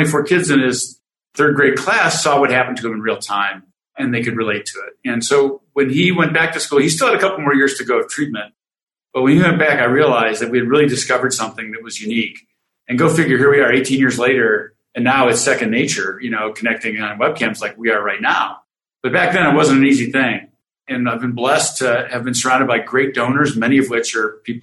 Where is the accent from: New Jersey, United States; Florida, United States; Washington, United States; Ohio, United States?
Ohio, United States; Cleveland; moved away; I grew up in Cleveland, Ohio, in a suburb just west of the city.